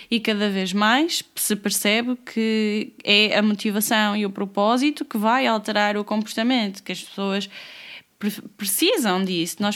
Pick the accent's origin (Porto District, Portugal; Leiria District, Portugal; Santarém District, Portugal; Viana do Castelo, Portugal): Porto District, Portugal; Porto; now in Lisbon, Portugal; Estou em, em, Lisboa, Lisboa. Em Lisboa. Mas eu que... sou do Porto.